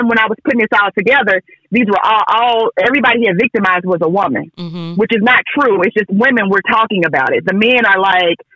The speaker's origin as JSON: {"language": "English", "town": "Boley", "region": "Oklahoma", "country": "United States", "said": "I'm from Boley, Oklahoma"}